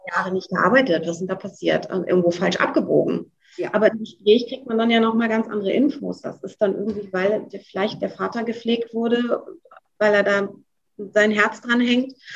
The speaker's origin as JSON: {"language": "German", "area": "the North", "region": "Northern Germany", "country": "Germany", "tie": "born or raised there", "also_born_or_lived": "Switzerland", "moved": "as an adult", "said": "ich muss zurück in meine Heimat, in den Norden"}